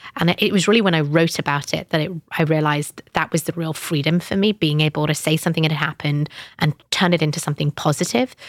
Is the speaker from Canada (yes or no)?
no; United Kingdom; I'm British Pakistani